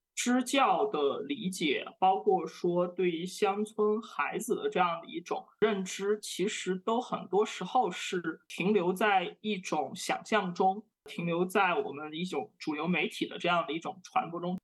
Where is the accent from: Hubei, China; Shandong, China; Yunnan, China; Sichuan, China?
Yunnan, China; a small county town in Yunnan Province, China; moved away; also born or lived in Shanghai; 我就是从一个 ，呃，嗯。云南省的一个小县城里边